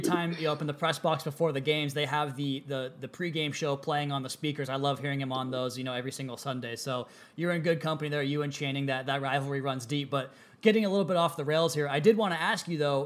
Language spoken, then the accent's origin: English; Seattle, Washington, United States; I come from the Seattle area